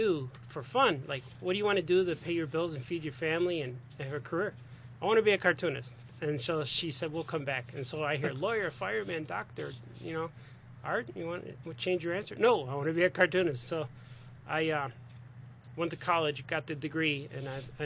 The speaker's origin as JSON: {"language": "English", "town": "Chicago", "region": "Illinois", "country": "United States", "tie": "born or raised there", "said": "I was born in Chicago. Southside Chicago"}